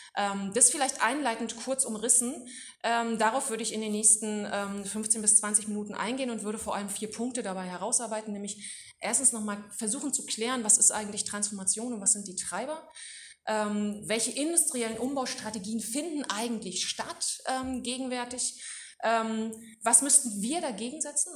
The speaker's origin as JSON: {"language": "German", "town": "Duisburg", "region": "North Rhine-Westphalia", "country": "Germany", "said": "bei uns in Duisburg"}